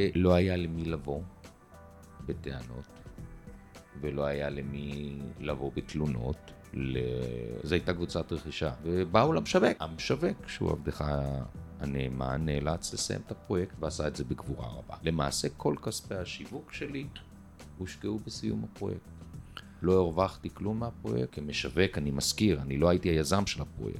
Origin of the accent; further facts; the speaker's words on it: Haifa, Haifa District, Israel; אני חיפאי במקור, מהכרמל